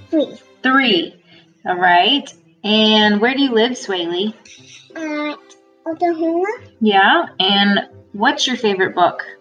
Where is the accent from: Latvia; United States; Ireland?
Ireland; I'm from Ireland. I'm 10 years